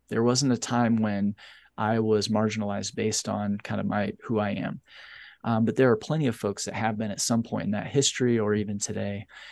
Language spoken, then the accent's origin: English; United States; my country